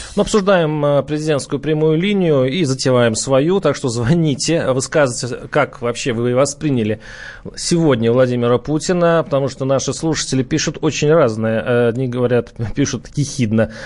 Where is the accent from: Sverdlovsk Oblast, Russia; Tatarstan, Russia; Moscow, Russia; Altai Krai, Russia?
Moscow, Russia; мы, москвичи